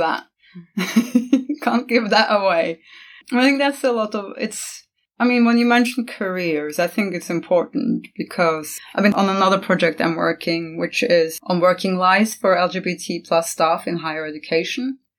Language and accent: English; Norway; also born or lived in Costa Rica / China; now in England; I'm from Norway. I've lived in several different countries, starting with Norway, moving on to Costa Rica, England, China.